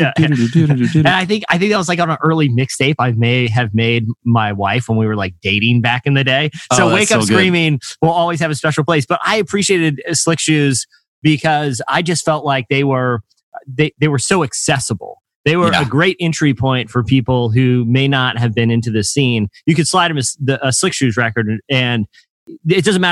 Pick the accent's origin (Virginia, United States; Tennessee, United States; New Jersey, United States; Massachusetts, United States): Virginia, United States; Virginia Beach; my hometown of, like, the Norfolk, Virginia Beach area